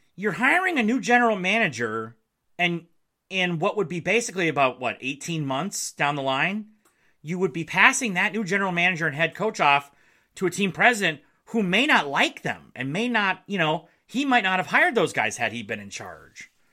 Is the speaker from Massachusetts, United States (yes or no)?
no; Marquette, Michigan, United States; moved away; my hometown of Marquette